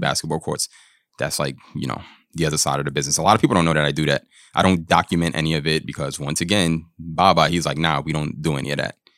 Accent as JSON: {"language": "English", "region": "New York", "country": "United States", "tie": "born or raised there", "also_born_or_lived": "Long Island / Florida", "said": "Born and raised in New York"}